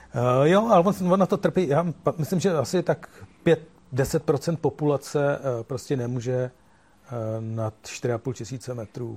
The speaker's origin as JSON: {"language": "Czech", "country": "Czechia", "said": "jsem jsem z Čech"}